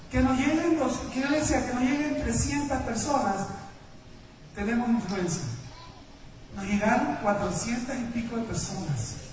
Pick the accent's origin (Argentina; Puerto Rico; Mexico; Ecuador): Ecuador